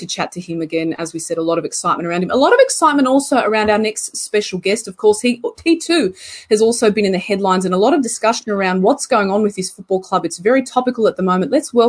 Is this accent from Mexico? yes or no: no; Croatia; first language Croatian; English is a second language; As we say in Croatia, in my mother tongue, puno hvala, which means many thanks.